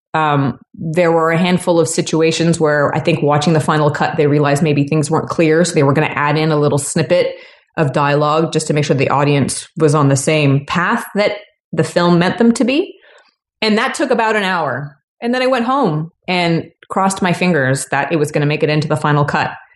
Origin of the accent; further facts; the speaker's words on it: Toronto, Ontario, Canada; moved away; I'm from Toronto originally